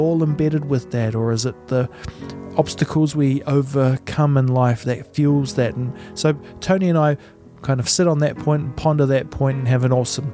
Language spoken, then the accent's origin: English; New Zealand; I'm from New Zealand